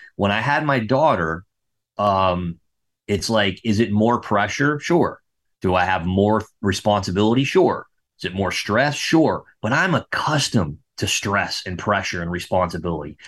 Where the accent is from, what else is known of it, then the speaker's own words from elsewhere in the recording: West Palm Beach, Florida, United States; also born or lived in Melbourne, Florida; I grew up in West Palm Beach, Florida